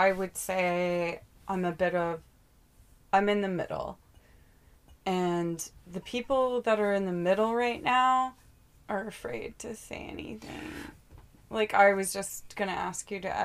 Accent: Calgary, Alberta, Canada; moved away as an adult; I grew up in Northeast Calgary

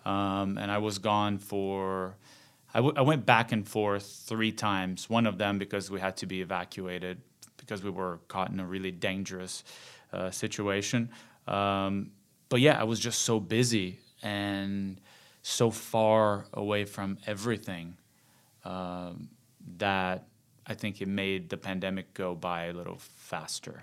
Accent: Rio de Janeiro, Brazil; moved away; Born and raised in Rio

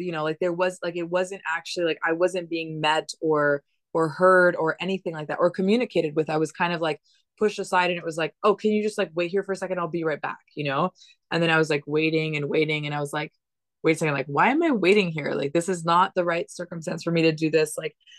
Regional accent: Dominican Republic; I've been nomadic since I was 3 years old. I grew up in the Dominican Republic. Like I've been to lots of crazy different environments.

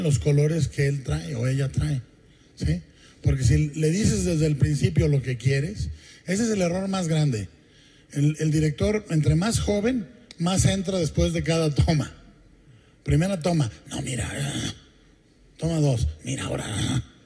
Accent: Mexico; como mexicano

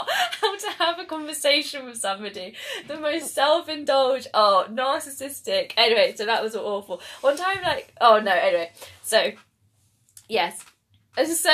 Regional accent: England, United Kingdom; I'm so English

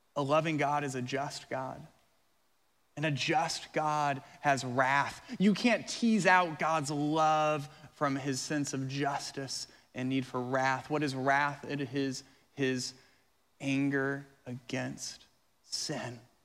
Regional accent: Colorado, United States; now in Florida, United States; I'm from Colorado

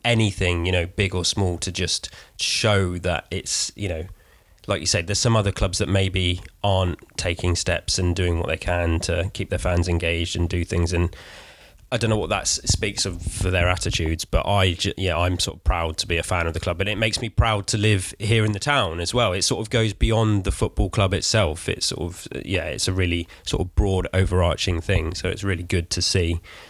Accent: Weymouth, South West England, United Kingdom; moved away as an adult; because I was living away from Weymouth for a while, and then since moving back

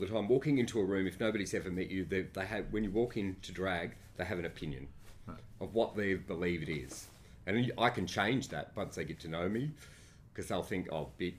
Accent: Sydney, New South Wales, Australia; Western Suburbs of Sydney, Granville

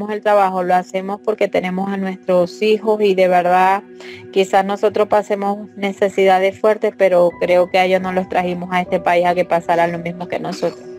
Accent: Maracaibo, Zulia, Venezuela; now in Bogotá, Colombia; Tengo 46 años, soy venezolana, de Maracaibo, Estado Zulia. Llegué aproximadamente hace dos años y seis meses aquí en Bogotá con mis dos niños

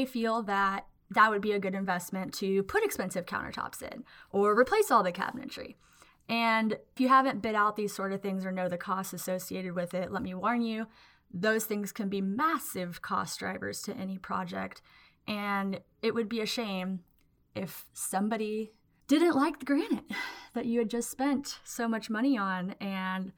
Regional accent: Waco, Texas, United States; I'm from Waco, Texas

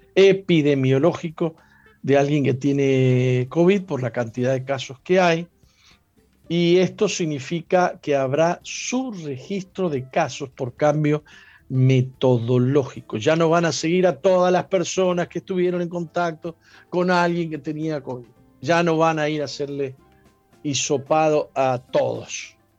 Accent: San Juan, Argentina; San Juan es la tierra donde yo nací.

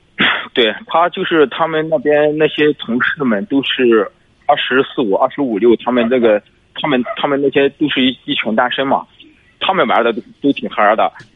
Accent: Zhangqiu, Shandong, China; 我老家是张秋的

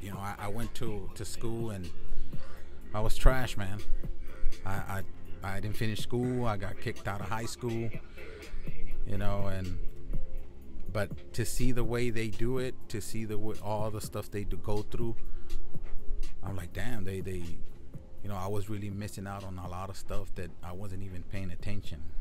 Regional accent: Laredo, Texas, United States; moved away; I took a trip to my hometown this past weekend. I went to Laredo, Texas, 956.

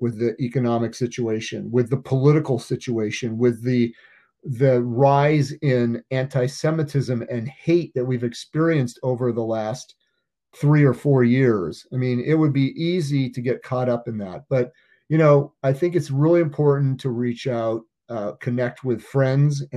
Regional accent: Oregon, United States; I'm a native Oregonian

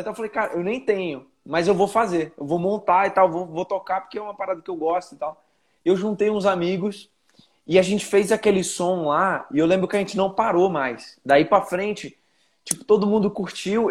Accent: Belém, Pará, Brazil; moved away as an adult; now in São Paulo, Brazil; eu nasci em Belém, nasci em Belém do Pará. Minha família inteira é de lá

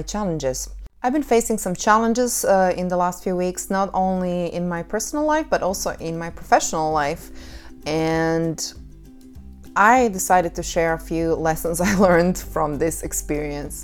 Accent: Croatia; moved away; Croatia, my home country

